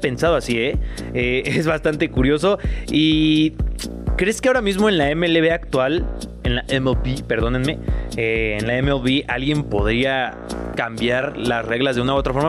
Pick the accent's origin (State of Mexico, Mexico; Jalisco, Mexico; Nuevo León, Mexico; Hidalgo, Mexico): Jalisco, Mexico; Guadalajara; now in Mexico City, Mexico; yo soy de allá de Guadalajara, el cinturón